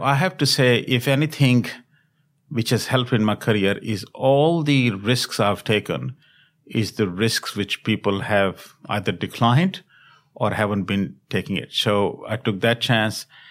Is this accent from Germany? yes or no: no; Delhi, India; moved away as an adult; also born or lived in Europe / America / Asia; I was born in India, in Delhi, and then have had an opportunity to work and study across the globe